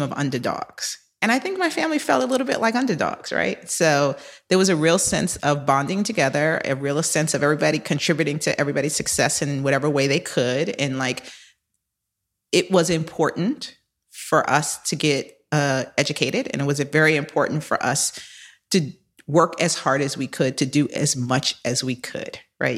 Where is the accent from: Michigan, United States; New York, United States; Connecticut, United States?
New York, United States; also born or lived in Philadelphia / Boston; I am a native New Yorker. I was born in Harlem, raised in the Bronx